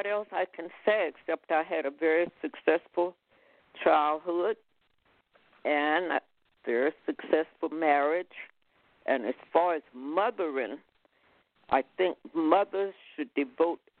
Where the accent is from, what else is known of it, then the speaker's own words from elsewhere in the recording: Houston, Texas, United States; moved away as an adult; now in San Francisco, United States; I was born in Houston, Texas, to a family.